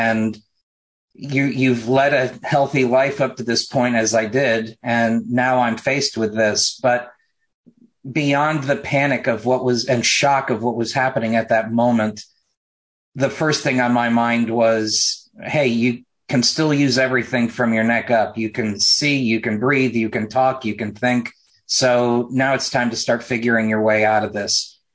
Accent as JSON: {"language": "English", "town": "Mooresville", "region": "North Carolina", "country": "United States", "tie": "born or raised there", "said": "from Mooresville, my hometown"}